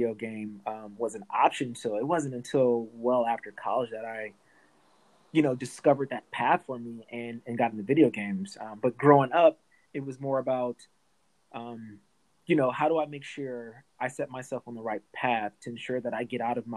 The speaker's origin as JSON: {"language": "English", "town": "Los Angeles", "region": "California", "country": "United States", "tie": "born or raised there", "said": "I'm natively from LA. You know, my mom, she raised myself and my sister, my older sister, inner city"}